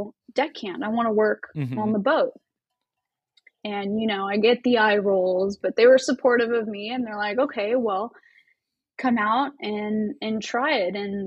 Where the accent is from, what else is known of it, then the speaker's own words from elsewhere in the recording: Anaheim, California, United States; also born or lived in Huntington Beach / Alaska; now in San Diego, United States; I was born here in San Diego, but all my schooling for the most part, like elementary school, middle school, high school, that was all in Anaheim